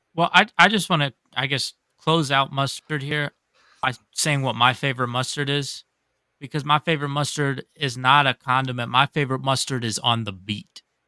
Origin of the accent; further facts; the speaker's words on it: Pittsburgh, Pennsylvania, United States; also born or lived in Japan; I'm from Pittsburgh